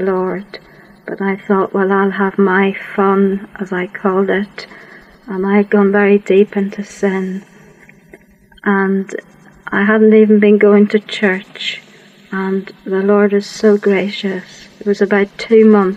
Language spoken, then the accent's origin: English; Worcestershire, West Midlands, United Kingdom; also born or lived in Yorkshire; I grew up in Worcestershire.